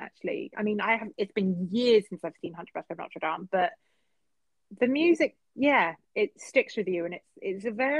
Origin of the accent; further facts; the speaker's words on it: England, United Kingdom; as English kids